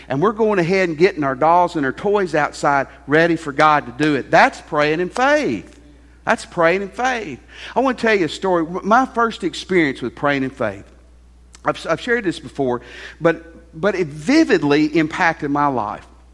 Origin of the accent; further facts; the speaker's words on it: Tennessee, United States; I grew up in Tennessee